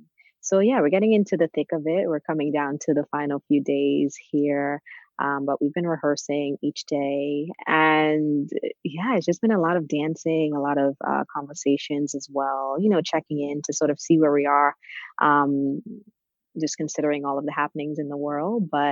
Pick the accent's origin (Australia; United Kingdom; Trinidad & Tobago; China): Trinidad & Tobago; now in New York, United States; I am originally from Trinidad, and I moved to New York in 1998 with my family.